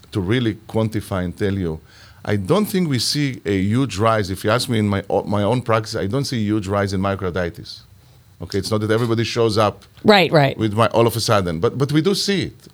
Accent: Israel; moved away; I'm originally from Israel

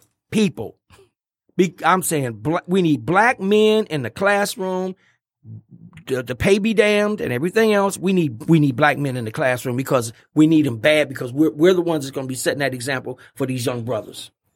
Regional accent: Pontiac, Michigan, United States; I went to Pontiac Central High School

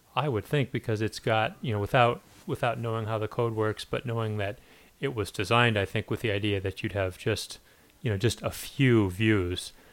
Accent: northern Illinois, United States; moved away; my hometown in northern Illinois

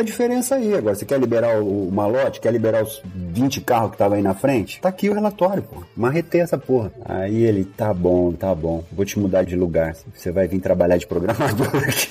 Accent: Ribeirão Preto, São Paulo, Brazil; Cheguei lá em Ribeirão Preto, minha cidade

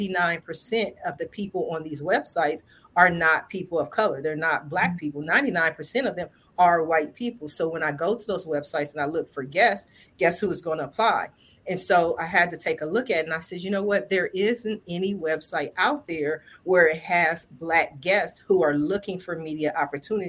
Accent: Columbus, Ohio, United States; I'm from Columbus, Ohio

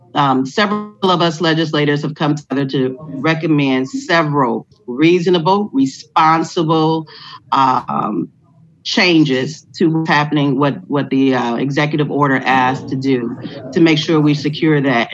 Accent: Detroit, Michigan, United States; I'm a Detroiter

